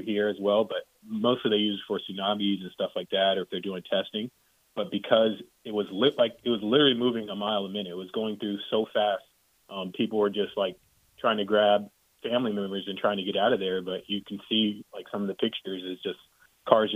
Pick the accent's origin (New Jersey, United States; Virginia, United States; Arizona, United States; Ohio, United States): Virginia, United States; Virginia Beach; moved away as an adult; also born or lived in Hawaii; I grew up in Virginia Beach, Virginia, so I was there until I was 18, but I lived in Hawaii for 16 years